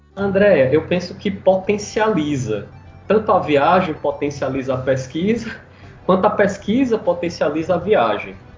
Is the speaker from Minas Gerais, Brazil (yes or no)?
no; Fortaleza, Ceará, Brazil; Minha família é toda radicada no Ceará, vinda do interior do Ceará né, na década de 50, mais ou menos, do século 20, para Fortaleza, onde eu nasci